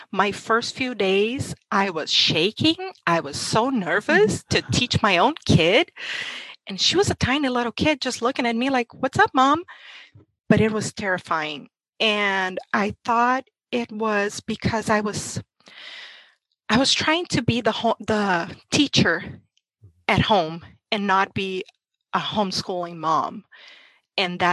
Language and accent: English; Brazil; English is a second language; moved away as an adult; now in United States; I'm from Brazil and homeschooling was illegal my whole life there